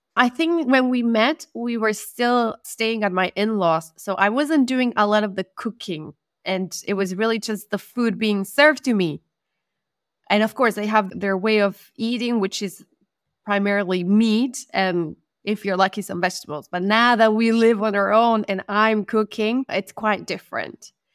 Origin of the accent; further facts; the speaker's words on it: Argentina; first language Spanish; English is a second language; moved away as an adult; also born or lived in Middle East; now in Bosnia and Herzegovina; I'm from Argentina.